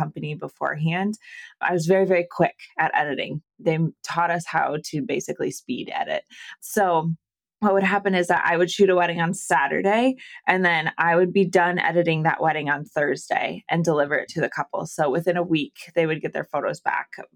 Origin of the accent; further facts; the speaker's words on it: Iowa, United States; moved away as an adult; also born or lived in Arizona / California; I'm originally from Iowa. So I'm smack dab in the middle of the U.S.